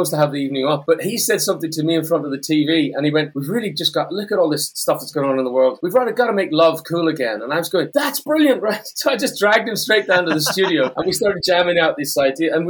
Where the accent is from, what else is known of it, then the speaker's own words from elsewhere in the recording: Northern Ireland, United Kingdom; I grew up in Northern Ireland. I grew up in Solgerry. I'm not far from there now.